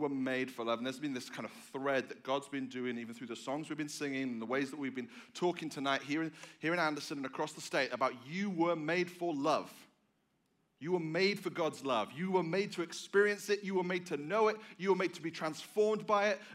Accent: England, United Kingdom; moved away; I am from England. I am not from Australia.

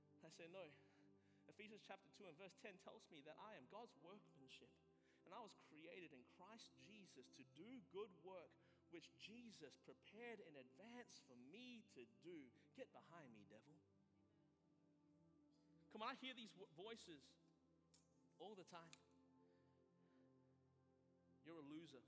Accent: Australia; moved away; as an Australian being brought up in a country with, you know, there's no guns.

